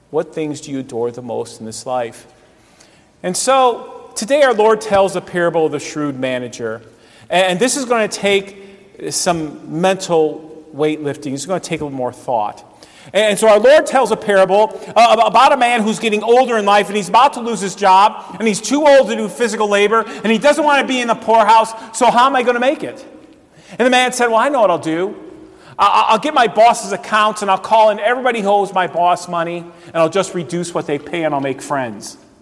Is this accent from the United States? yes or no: yes; Cleveland, Ohio, United States; I grew up in the Cleveland area